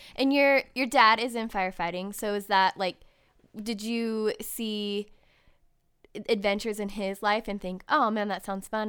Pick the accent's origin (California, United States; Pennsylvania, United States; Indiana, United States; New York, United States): California, United States; Ventura; I was born in Ventura